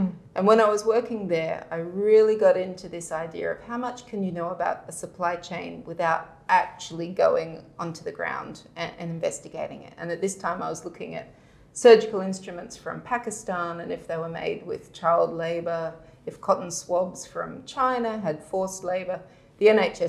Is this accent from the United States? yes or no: no; Brisbane, Queensland, Australia; I had a fairly idyllic childhood growing up in Australia with wallabies and koalas and living kind of on the outskirts of Brisbane in the bush